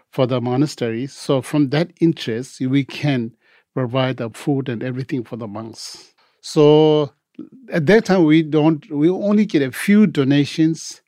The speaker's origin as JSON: {"language": "English", "country": "India", "tie": "born or raised there", "also_born_or_lived": "Tibet", "second_language": "English", "moved": "as an adult", "lives_now": "Los Angeles, United States", "said": "I was born in Tibet, and when I was three, I escaped because due to Chinese Revolution, came to Tibet. We have fled to India, and mostly I was uh, raised in India, and went to school there"}